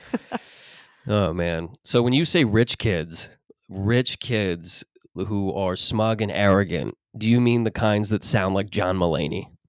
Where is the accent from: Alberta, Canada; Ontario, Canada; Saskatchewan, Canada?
Ontario, Canada; Mississauga; In Mississauga, where I grew up